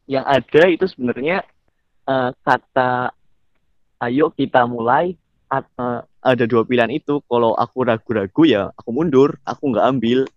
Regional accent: Banyumas, Central Java, Indonesia; Aku kan dari Banyumas aja nih. Banyumas itu benar bener hmm. banyak di tempat wisata alamnya. Itu pun dari aku kecil sampai sekarang belum semuanya aku jelajahin.

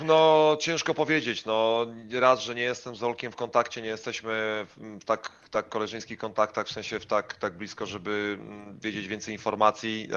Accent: Poland; moved away as an adult; jesteśmy Polakami, jesteśmy bardzo, bardzo biali i jesteśmy z Polski

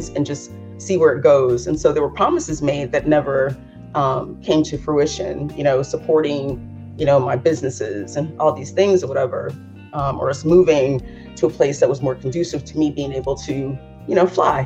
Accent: Los Angeles, California, United States; growing up in Los Angeles

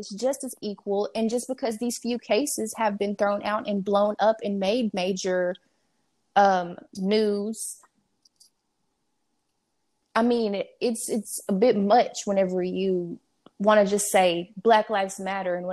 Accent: Dallas, Texas, United States; I'm from Dallas

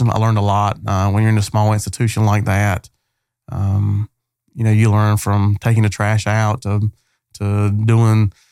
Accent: Mount Olive, North Carolina, United States; also born or lived in Wilson, North Carolina / Rosewood, North Carolina; So so we grew up in Mount Olive. I call Mount Olive home. That's where I'm from. That's where um, my heart is. And so uh, so yeah, that's where it all started in Mount Olive, North Carolina.

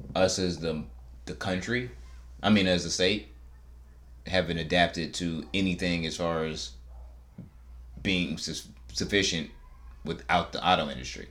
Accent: Michigan, United States; we're from Michigan. We're from the auto industry

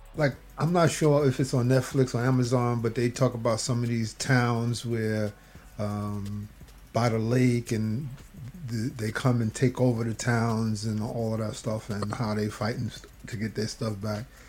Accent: New York City, New York, United States

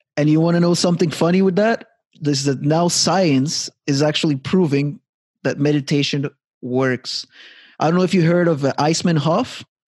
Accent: Montreal, Quebec, Canada; moved away as an adult; now in Halifax, Canada; back in my hometown Montreal

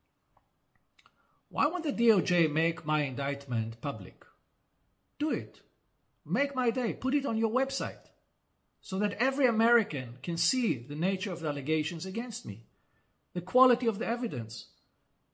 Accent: Israel

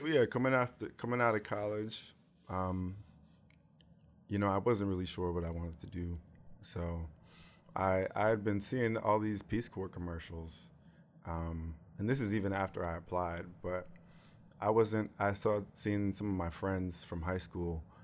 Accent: United States; also born or lived in Cameroon; I'm American

